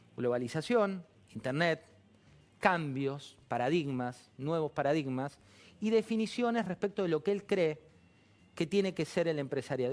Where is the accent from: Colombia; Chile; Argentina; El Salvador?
Argentina; nuestro país